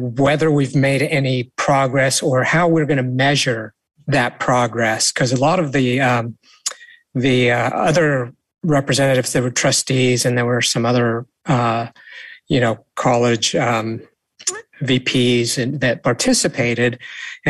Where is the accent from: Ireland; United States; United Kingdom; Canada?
United States; St. Helena, California; growing up in St. Helena